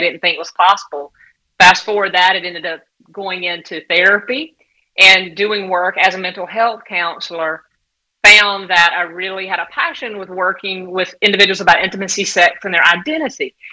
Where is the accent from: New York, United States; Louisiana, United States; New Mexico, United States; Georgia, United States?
Georgia, United States; southeast; also born or lived in Southern California; now in St. Augustine Beach, United States; I'm from Georgia, southeast area Georgia, about a little over four hours below Atlanta